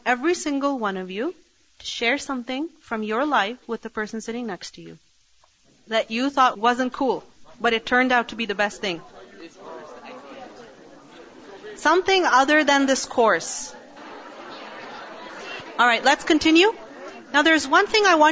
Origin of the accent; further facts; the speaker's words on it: Pakistan; now in Canada; I was raised in Pakistan